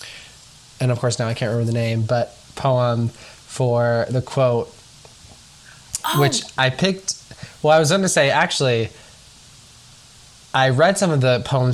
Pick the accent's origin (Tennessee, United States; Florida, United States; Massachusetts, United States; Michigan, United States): Tennessee, United States; Nashville; I'm from Nashville, Tennessee, originally.